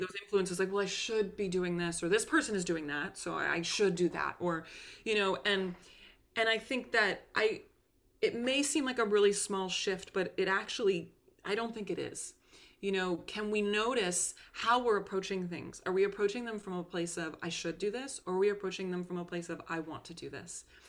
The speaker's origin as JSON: {"language": "English", "town": "Concord", "region": "Massachusetts", "country": "United States", "tie": "born or raised there", "said": "my hometown of Concord, Massachusetts"}